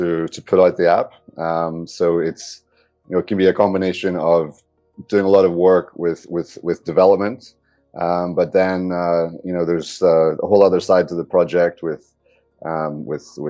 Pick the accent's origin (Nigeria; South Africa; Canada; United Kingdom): United Kingdom; Northern Ireland; moved away; So, I'm from Northern Ireland originally